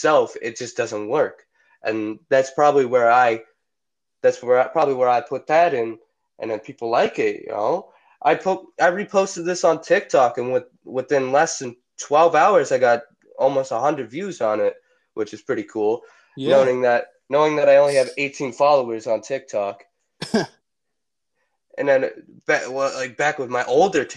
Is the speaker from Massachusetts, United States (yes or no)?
yes; Massachusetts, United States; I come from Massachusetts